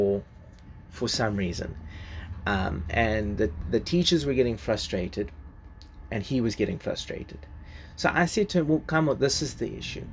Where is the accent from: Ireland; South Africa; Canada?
South Africa; first language English; I was better at Zulu when I was growing up